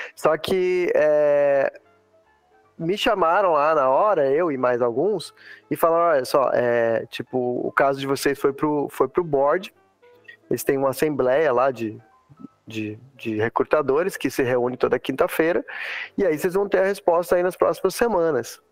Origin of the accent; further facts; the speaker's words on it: Santa Catarina, Brazil; also born or lived in Teresópolis, Rio de Janeiro, Brazil / Middle East; now in Texas, United States; eu sou do sul, né, velho? Sou de Santa Catarina